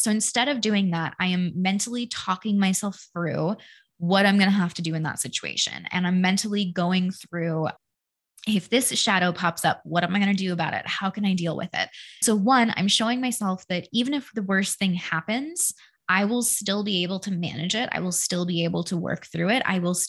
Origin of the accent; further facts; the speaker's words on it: Denver, Colorado, United States; born there; also born or lived in Connecticut / Washington State; I was born in Denver. We moved to the East Coast. We lived in Connecticut for like 10 years. Then we moved to Washington State.